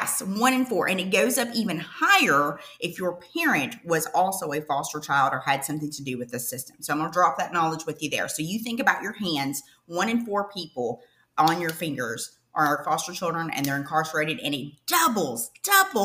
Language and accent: English; Eastern Kentucky, United States; I'm originally from Eastern Kentucky. Think of, oh brother, where art there, thou? That's kind of where I'm from, like in the mountains. But I ended up growing up at an orphanage in Eastern Kentucky when I was seven.